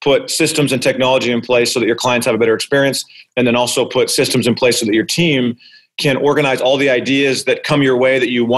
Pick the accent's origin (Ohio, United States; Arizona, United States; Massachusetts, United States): Arizona, United States; I'm born and raised in Arizona